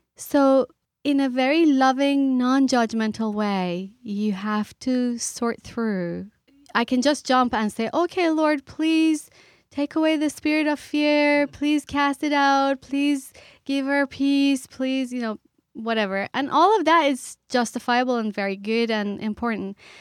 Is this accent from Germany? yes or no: no; Iran; moved away; I grew up in the Middle East, I grew up in Iran